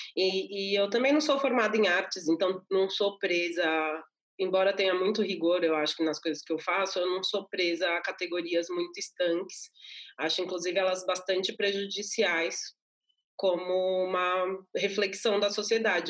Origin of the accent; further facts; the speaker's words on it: São Paulo, Brazil; eu nasci no Capão Redondo, que é um bairro da periferia aqui de São Paulo